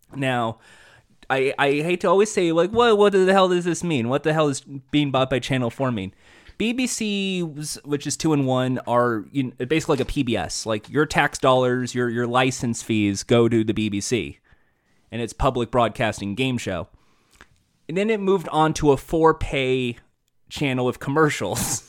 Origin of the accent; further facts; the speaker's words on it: United States; I'm American